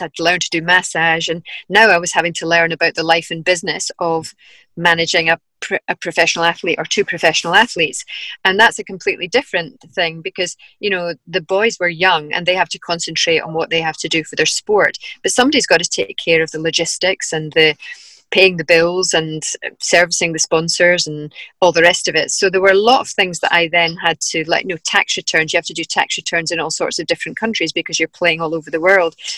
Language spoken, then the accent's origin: English; Dunblane, Scotland, United Kingdom; also born or lived in Glasgow; We moved from Glasgow back to Dunblane to be a bit closer to my parents